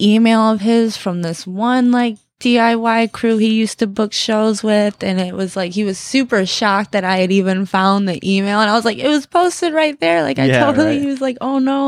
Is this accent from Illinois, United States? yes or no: no; Detroit, Michigan, United States; I'm from Detroit, the area